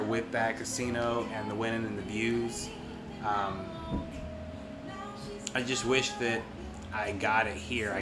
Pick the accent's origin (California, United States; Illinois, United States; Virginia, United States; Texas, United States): Virginia, United States; I'm from Virginia.